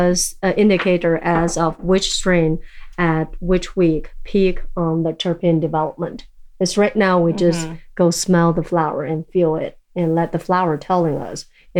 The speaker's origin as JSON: {"language": "English", "country": "China", "tie": "born there", "second_language": "English", "said": "I guess I was born in China and grow up in so many different countries."}